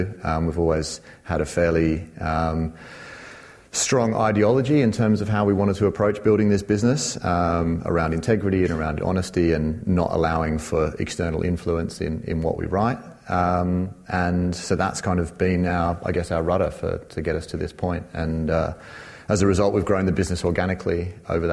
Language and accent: English; Sydney, New South Wales, Australia; moved away; I'm originally from Sydney, as my accent might indicate